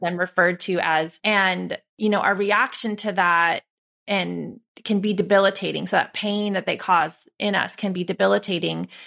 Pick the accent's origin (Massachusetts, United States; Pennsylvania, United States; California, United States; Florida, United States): California, United States; Santa Cruz; growing up in our small beach town